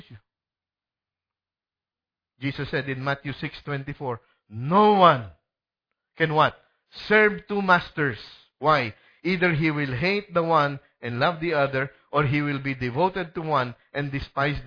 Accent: Bacolod, Western Visayas, Philippines; Sa Philippines, I'm from Bacolod

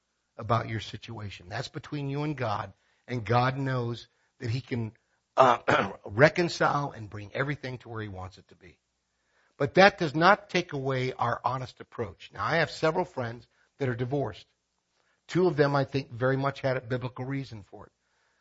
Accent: Philippines; I want to be very careful here because this is my home country. When I speak about this in the Philippines, it's not a big problem because divorce is illegal in the Philippines.

